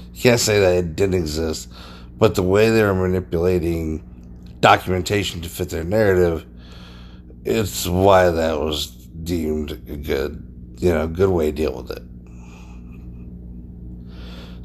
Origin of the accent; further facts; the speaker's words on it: United States; the American people